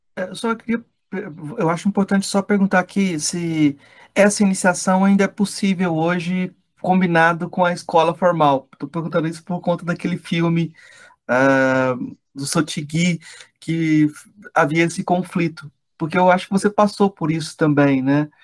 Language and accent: Portuguese; Brazil; eu sou brasileiro também